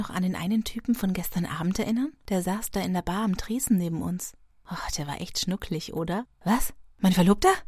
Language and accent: German; Bavaria, Germany; Ich komme aus Franken. Das ist zwar eigentlich in Bayern, aber das sagt man bei uns nicht, dass wir Bayern sind, ne?